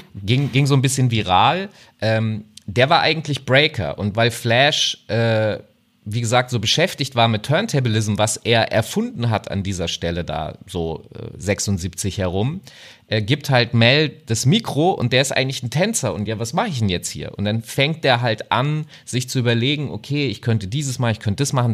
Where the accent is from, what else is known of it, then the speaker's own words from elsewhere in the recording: Hanover, Lower Saxony, Germany; ich komme aus Hannover